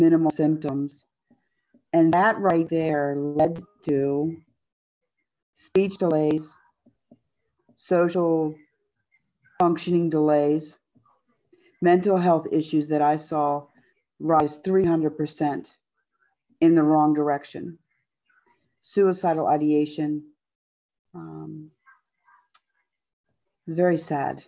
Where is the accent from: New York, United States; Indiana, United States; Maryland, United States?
Maryland, United States; Montgomery County; moved away as an adult; also born or lived in West Virginia; now in Jefferson County, West Virginia, United States; I'm originally from Montgomery County, Maryland